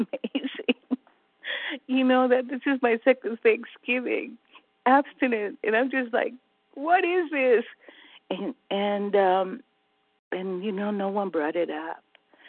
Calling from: California, United States; California. Early riser.

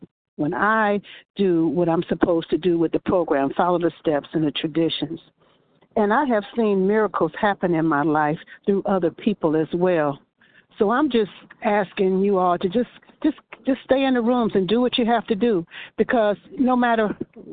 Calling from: Michigan, United States; I'm calling from Michigan

